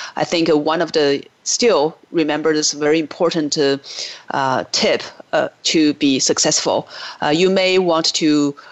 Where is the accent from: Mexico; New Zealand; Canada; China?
China; moved away as an adult; now in United States; I grew up in China, but I lived in the US for 20 years now.